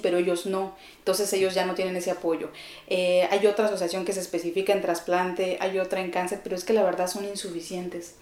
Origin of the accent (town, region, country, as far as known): Chihuahua, Mexico; born or raised there; moved away as an adult; also born or lived in Ciudad Juárez, Mexico; now in Mexico City, Mexico